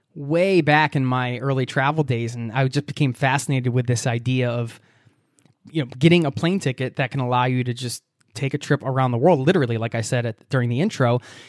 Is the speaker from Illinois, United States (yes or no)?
no; Pennsylvania, United States; you just settled into a new home in Pittsburgh, Pennsylvania, which is my home state.